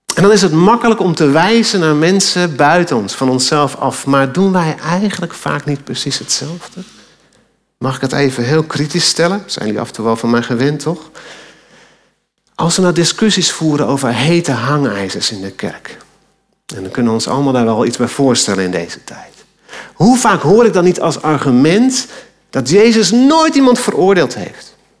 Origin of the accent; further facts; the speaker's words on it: Alkmaar, North Holland, Netherlands; Toen ik als tiener door Alkmaar fietste, mijn geboorteplaats